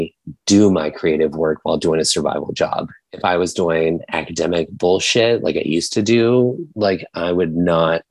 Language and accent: English; Virginia, United States; when I was growing up in Virginia in like a small town of like 1,000 people